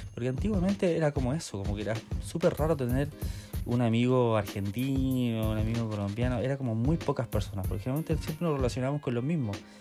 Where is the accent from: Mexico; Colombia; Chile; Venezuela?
Chile; Maipú, Santiago Metropolitan Region; moved away as an adult; now in New Zealand; soy chileno, soy de Maipú, de Santiago